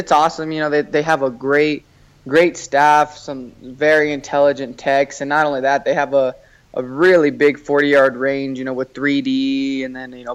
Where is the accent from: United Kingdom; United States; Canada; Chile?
United States; Albuquerque, New Mexico; also born or lived in Placitas, New Mexico; I'm from Albuquerque, but I actually live in a smaller town, 20 miles outside in the mountains, called Placitas.